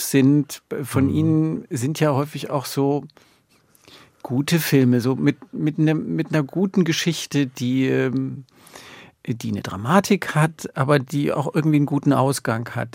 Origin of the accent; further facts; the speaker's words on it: Görlitz, Saxony, Germany; Ich bin in Görlitz groß geworden